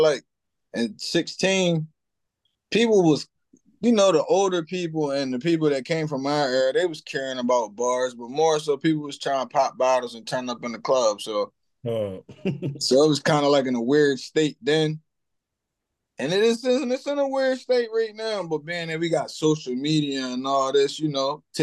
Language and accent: English; Cambridge, Maryland, United States; I come from Cambridge, Maryland.